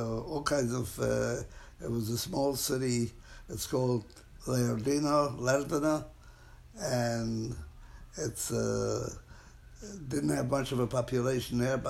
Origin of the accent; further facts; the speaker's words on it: Hungary; moved away; I am from Hungary